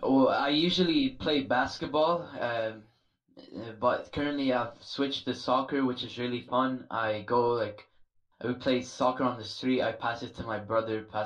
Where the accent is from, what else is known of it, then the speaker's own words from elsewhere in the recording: San Jose, California, United States; I'm 15 and I'm from the Edenville side of San Jose, South San Jose.